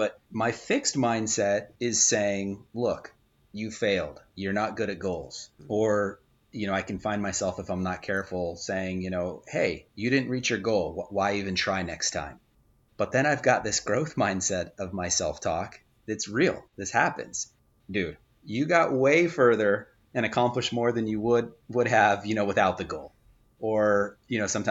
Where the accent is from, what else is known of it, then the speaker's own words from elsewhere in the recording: Southern California, United States; I'm from Southern California.